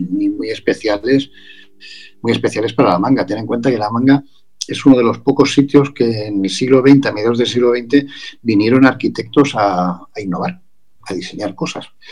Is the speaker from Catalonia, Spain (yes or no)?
yes; Barcelona, Catalonia, Spain; moved away; yo, nací en Barcelona, yo soy de Barcelona